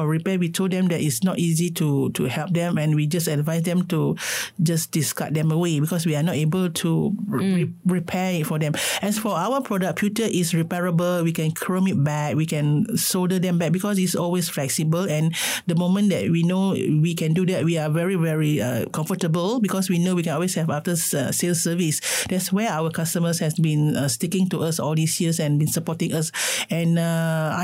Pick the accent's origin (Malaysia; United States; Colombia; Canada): Malaysia